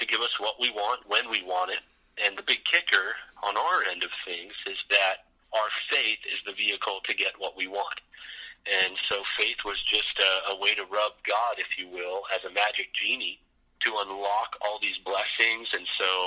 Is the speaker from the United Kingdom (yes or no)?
no; Vancouver, British Columbia, Canada; also born or lived in Florida; My dad planted a church up in Vancouver, British Columbia. So I was grew up Canadian, even though I was born in Florida